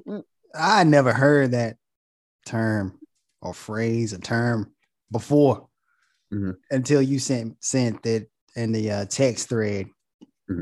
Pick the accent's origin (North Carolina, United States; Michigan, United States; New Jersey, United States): North Carolina, United States; Goldsboro; now in Charlotte, United States; we from Goldsboro, North Carolina.